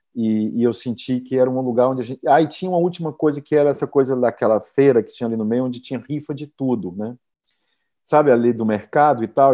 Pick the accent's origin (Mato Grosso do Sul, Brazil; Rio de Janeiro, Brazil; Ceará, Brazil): Ceará, Brazil; Jacarecanga; moved away; É o lugar que eu cresci, que eu nasci